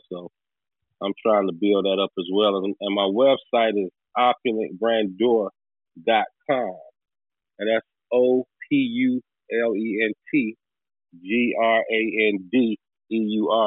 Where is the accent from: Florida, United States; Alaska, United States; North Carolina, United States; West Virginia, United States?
North Carolina, United States; New Bern; I'm from New Bern, North Carolina.